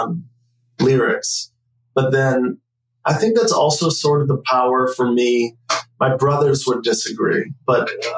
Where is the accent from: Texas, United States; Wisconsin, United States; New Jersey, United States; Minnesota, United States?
Wisconsin, United States; moved away; also born or lived in West Michigan / Tulsa; I'm from Wisconsin